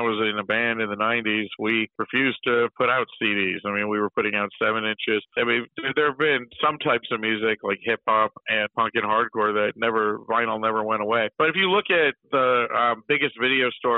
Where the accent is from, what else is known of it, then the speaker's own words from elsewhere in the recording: Buffalo, New York, United States; moved away as an adult; now in Pittsburgh, United States; my hometown of Buffalo